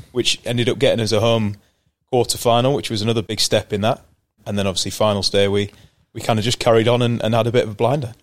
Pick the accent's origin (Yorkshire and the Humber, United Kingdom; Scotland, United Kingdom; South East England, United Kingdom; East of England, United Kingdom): Yorkshire and the Humber, United Kingdom; York; also born or lived in Bristol; I moved on to York when I was about six months old um, and then spent the majority of my life there growing up